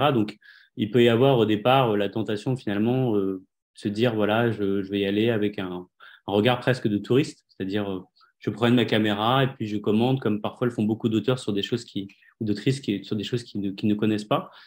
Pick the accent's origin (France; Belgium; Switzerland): France; Le Perreux-sur-Marne, Île-de-France; je suis né, je suis né en France en 81